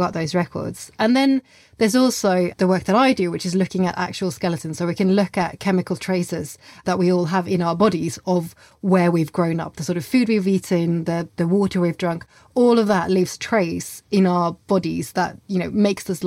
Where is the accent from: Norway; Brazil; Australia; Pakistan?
Norway; now in England; I grew up in Norway